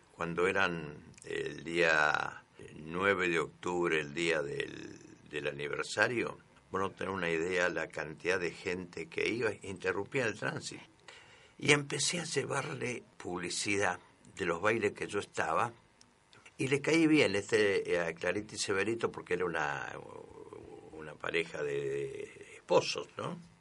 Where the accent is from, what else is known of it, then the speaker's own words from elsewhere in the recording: Cruz Alta, Córdoba, Argentina; Yo soy de Cruz Alta.